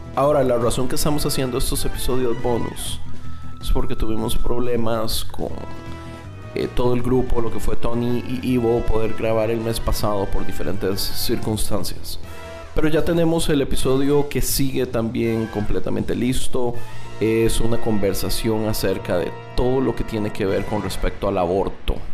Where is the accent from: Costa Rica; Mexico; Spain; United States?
Costa Rica; como tico